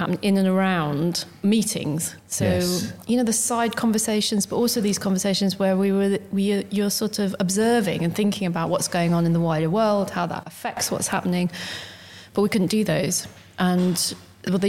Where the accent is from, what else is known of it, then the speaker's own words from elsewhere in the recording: Desborough, East Midlands, United Kingdom; also born or lived in Corby; I'm from Desborough